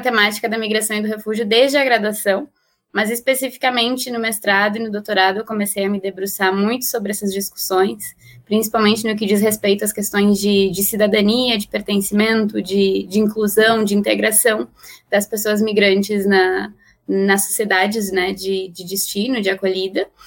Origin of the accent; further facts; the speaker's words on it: Uruguay; now in Brazil; Eu sou uruguaia e moro no Brasil já há alguns anos